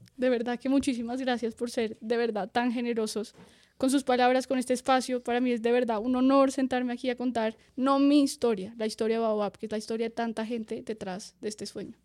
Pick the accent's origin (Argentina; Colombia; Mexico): Colombia; nos vinimos desde Colombia hasta el otro lado del mundo